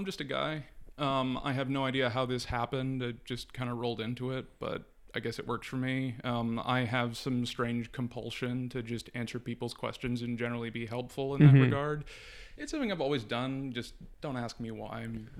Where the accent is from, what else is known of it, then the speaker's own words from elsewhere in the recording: Toronto, Ontario, Canada; Born and raised, yeah.